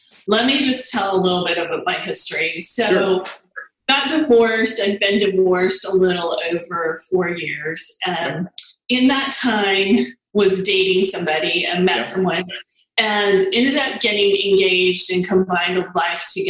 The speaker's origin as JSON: {"language": "English", "town": "El Paso", "region": "Texas", "country": "United States", "tie": "born or raised there", "moved": "as an adult", "lives_now": "Dallas-Fort Worth, United States", "said": "I grew up in El Paso, and that's where I was born and raised"}